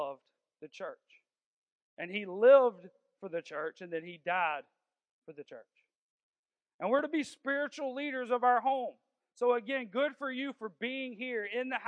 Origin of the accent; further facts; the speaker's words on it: Augusta, Georgia, United States; I'm from South Augusta, and people just think I'm a fighter because I'm from there.